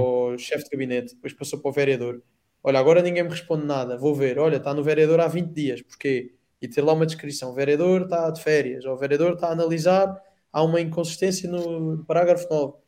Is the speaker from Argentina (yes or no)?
no; Odemira, Beja District, Portugal; sou natural de Santa Maria e passei a ser natural de Santa Maria São Salvador